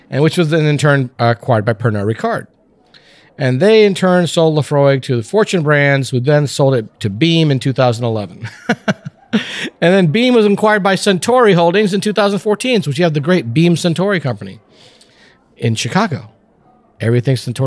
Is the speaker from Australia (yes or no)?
no; India; we're from India. My mother cooks with star anise.